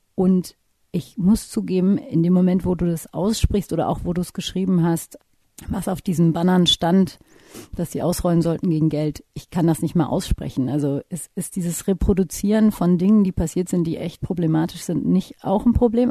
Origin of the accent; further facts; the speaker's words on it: Nuremberg, Bavaria, Germany; auch wenn man hier geboren ist und aufgewachsen und sagt, man ist aus, in meinem Fall Nürnberg